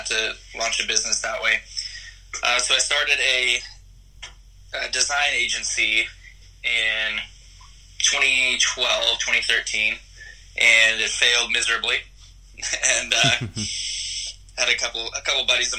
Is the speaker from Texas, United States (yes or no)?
yes; Texas, United States; also born or lived in Hollywood, California; now in Los Angeles, United States; I live in Hollywood, California right now. I grew up in Texas